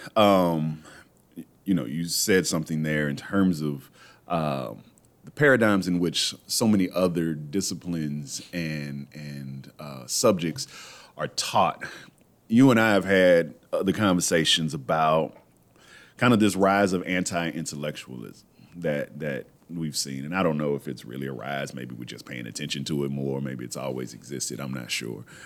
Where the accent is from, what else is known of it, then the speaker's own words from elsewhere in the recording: Texas, United States; moved away; I'm from Texas originally